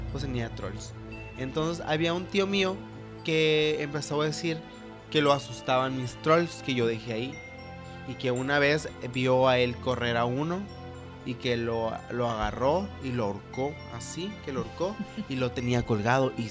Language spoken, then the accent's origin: Spanish; Guatabampo, Sonora, Mexico; Pero fíjense que nosotros somos de Guatabampo, Sonora.